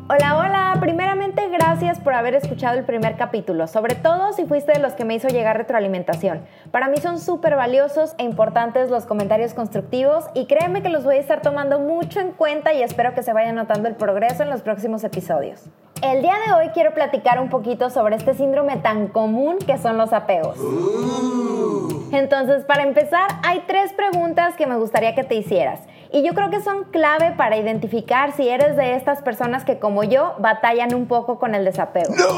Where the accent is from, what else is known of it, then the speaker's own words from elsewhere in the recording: Mexico; moved away as an adult; now in Poland; una mexicana viviendo en Polonia